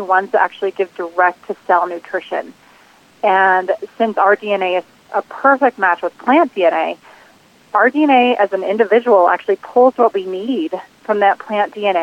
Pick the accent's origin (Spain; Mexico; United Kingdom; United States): United States; New Jersey; now in Boulder, Colorado, United States; I'm originally from New Jersey